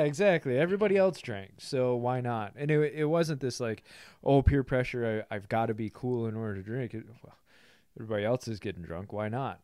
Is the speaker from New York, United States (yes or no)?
no; Grand Haven, Michigan, United States; So I grow up in a small town, West Michigan, uh, Grand Haven.